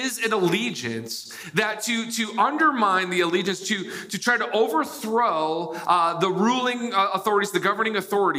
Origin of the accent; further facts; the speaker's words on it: United States; I was born in the United States.